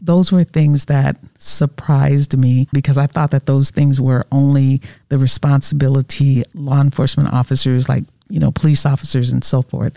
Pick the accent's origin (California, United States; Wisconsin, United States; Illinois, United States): Wisconsin, United States; originally from Wisconsin. Born and raised here, lived here all my life